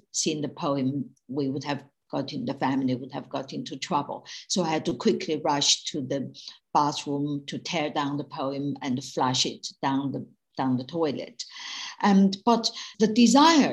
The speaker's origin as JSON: {"language": "English", "country": "China", "tie": "born or raised there", "moved": "as an adult", "lives_now": "United Kingdom", "said": "when I was growing up in Mao's China in the 1950s, 60s, and 70s"}